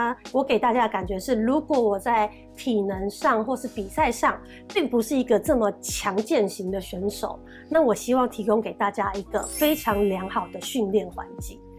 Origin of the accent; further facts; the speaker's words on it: Kaohsiung, Taiwan; 然后南很健康，很健康南部，因为我是高雄人，我是南部小孩，我就很爱吃